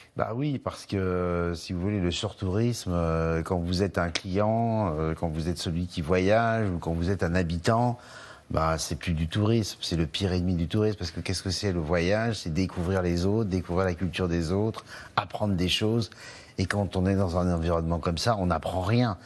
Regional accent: Cantal, Auvergne-Rhône-Alpes, France; dans le Cantal, chez moi

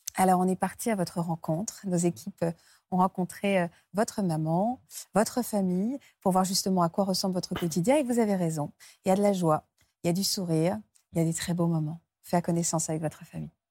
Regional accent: France; chez nous en France

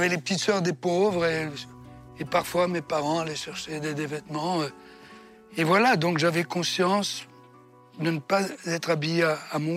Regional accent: Comiso, Sicily, Italy; born there; Un Comiso.

